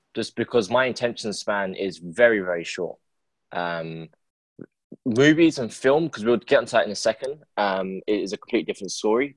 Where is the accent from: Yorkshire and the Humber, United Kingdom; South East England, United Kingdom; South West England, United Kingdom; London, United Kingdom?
London, United Kingdom; I'm from London.